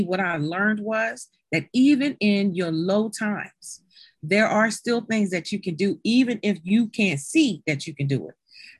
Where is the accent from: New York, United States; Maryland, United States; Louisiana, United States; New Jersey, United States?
Maryland, United States; now in Delaware, United States; because I am not a Delaware native. I came here from Maryland My family, most of them are in Maryland. So who can I either live with or do I go back home?